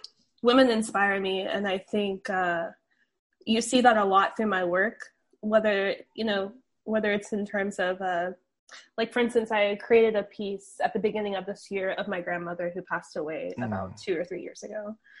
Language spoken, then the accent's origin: English; the Carolinas, United States; I think, growing up, I grew up in the Carolinas.